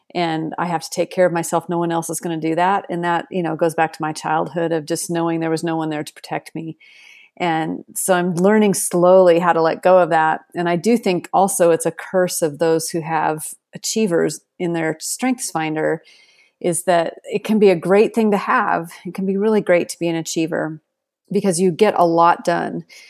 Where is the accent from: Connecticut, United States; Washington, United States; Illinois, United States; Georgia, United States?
Washington, United States; Seattle; now in Texas, United States; I grew up in Seattle and then I moved to Texas